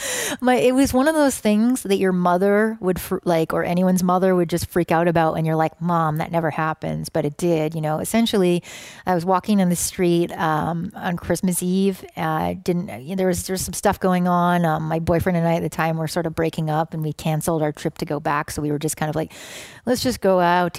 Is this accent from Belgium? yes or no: no; Canada; moved away; also born or lived in Oakland, California; me being Canadian, and I think we both just grew up in countries that don't view themselves as the center of the world